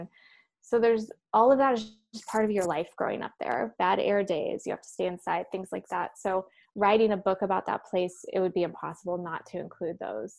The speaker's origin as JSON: {"language": "English", "region": "Central Valley of California", "country": "United States", "tie": "born or raised there", "said": "growing up in the Central Valley of California, there was really no way to separate for me the experience of growing up there and the land itself. It's so agricultural. It's so much farmland."}